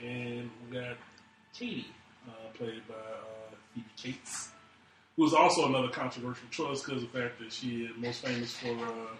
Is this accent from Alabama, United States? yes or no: yes; Alabama, United States; I'm from Alabama.